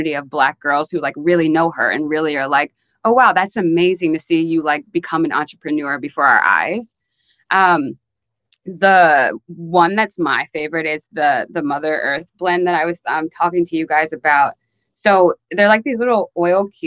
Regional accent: Maryland, United States; moved away as an adult; now in New York, United States; I'm from Maryland. I moved to New York like maybe 3-ish years ago. But I was always still like kind of close with like a couple like Black girls from my high school

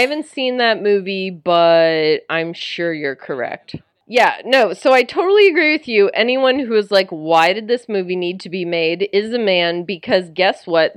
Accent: Tennessee, United States; where I grew up in Tennessee

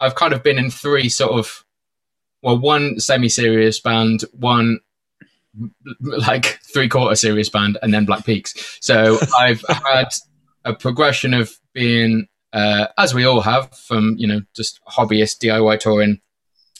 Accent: Cheltenham, South West England, United Kingdom; Cheltenham, which was my hometown

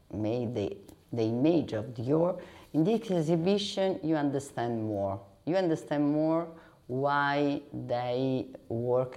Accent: Rome, Lazio, Italy; I come from Rome.

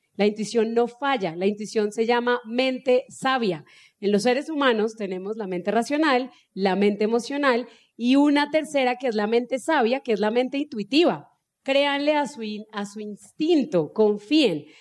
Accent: Cúcuta, Norte de Santander, Colombia; mi familia viene de una región, los que son de acá, pues somos de Cúcuta y pues allá somos bien secos y hablamos bien golpeado

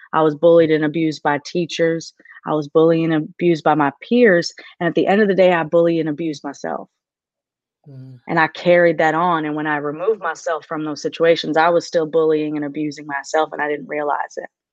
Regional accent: Maine, United States; moved away as an adult; now in Nashville, United States; I, I grew up in, in Maine, so I'm from Maine.

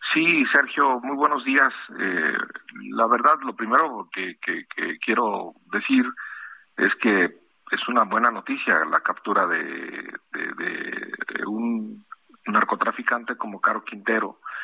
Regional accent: Mexico; como mexicanos

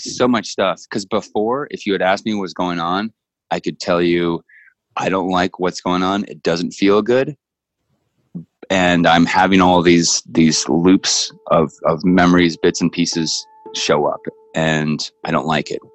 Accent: Northern California, United States; we're both from Northern California

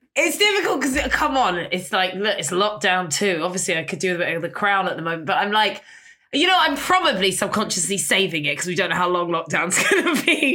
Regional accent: London, United Kingdom; I grew up on Portobello Road

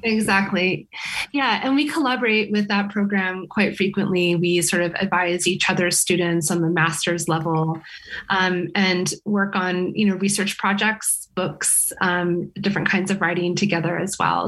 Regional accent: California, United States; moved away as an adult; now in Sweden; I come from California

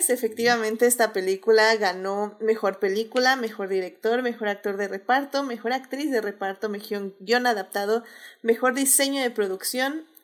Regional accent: Puerto Rico; o sea, yo soy puertorriqueña, mi piel es así

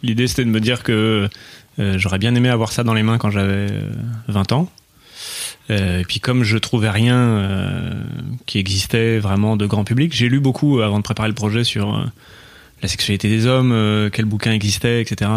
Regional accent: Bordeaux, Nouvelle-Aquitaine, France; je, suis né à Bordeaux

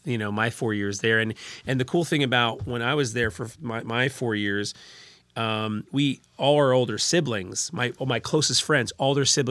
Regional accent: Little Silver, New Jersey, United States; also born or lived in Red Bank; I grew up in Little Silver. We lived there till the early 90s, and family made their way to Red

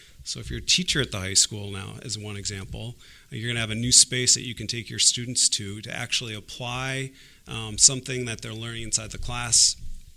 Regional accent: Port Washington, Wisconsin, United States; I was born and raised in Port Washington

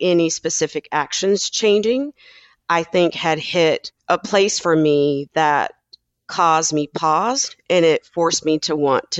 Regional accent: South Carolina, United States; even from a kid growing up in South Carolina and deciding to move my family to the West Coast because of some racial issues that I faced as a kid

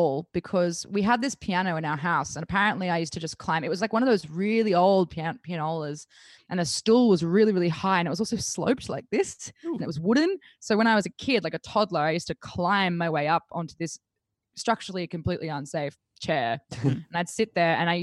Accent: Bathurst, New South Wales, Australia; growing up in Bathurst

